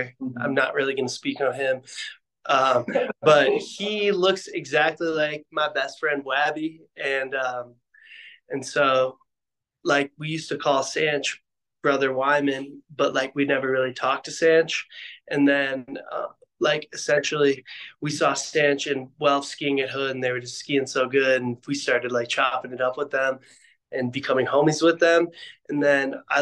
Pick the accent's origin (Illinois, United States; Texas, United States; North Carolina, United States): Illinois, United States; outside of Chicago; now in Park City, United States; I grew up outside of Chicago.